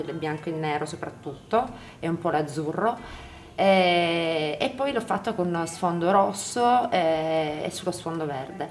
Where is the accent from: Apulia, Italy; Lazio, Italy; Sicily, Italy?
Apulia, Italy; Brindisi; siccome a Brindisi, io sono pugliese